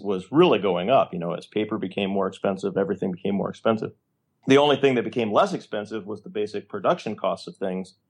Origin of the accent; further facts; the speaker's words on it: Illinois, United States; I'm from Illinois